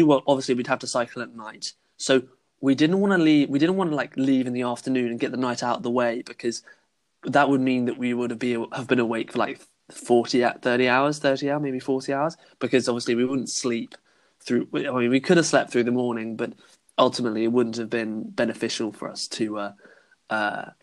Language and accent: English; Salisbury, South West England, United Kingdom; my hometown, Salisbury, is well known for its cathedral